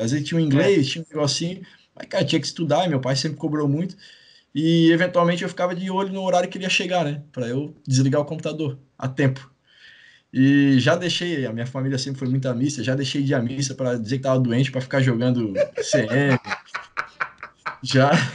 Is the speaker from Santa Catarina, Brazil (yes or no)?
yes; Itajaí, Santa Catarina, Brazil; also born or lived in Maringá; Sou de Itajaí, nascido